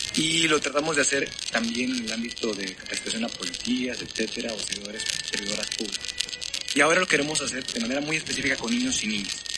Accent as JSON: {"language": "Spanish", "region": "Nuevo León", "country": "Mexico", "said": "las personas en Nuevo León, yo creo, y en mi país, pero yo creo que en Nuevo León bastante, somos muy competitivos"}